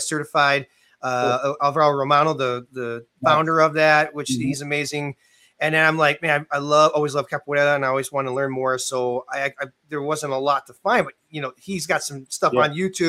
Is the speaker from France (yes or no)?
no; Canada; being, you know, primarily growing up in Canada